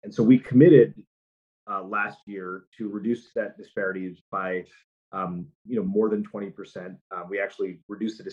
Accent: United States; as an American, as a person who lives in this society

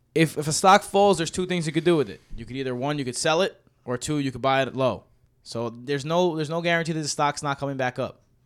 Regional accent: New York City, New York, United States; I'm from Queens

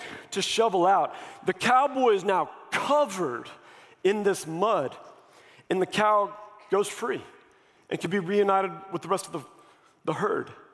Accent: Missouri, United States; I grew up here. I'm from Missouri

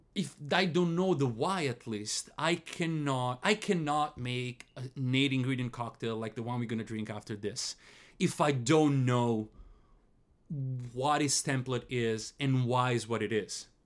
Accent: Italy; moved away; I come from Italy

